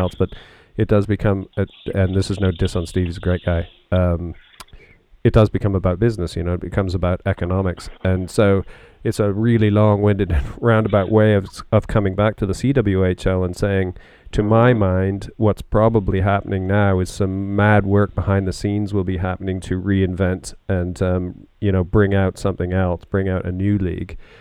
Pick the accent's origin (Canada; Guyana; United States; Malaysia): Canada; now in United Kingdom; as a Canadian